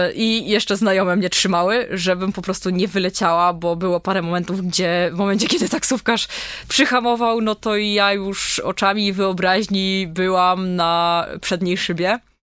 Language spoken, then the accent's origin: Polish; Poland; jesteśmy z Polski